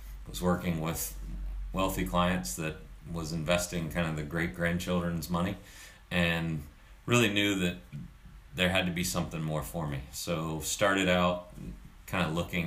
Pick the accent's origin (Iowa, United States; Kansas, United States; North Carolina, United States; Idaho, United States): North Carolina, United States; Charlotte; also born or lived in Dallas, Texas; I grew up in Charlotte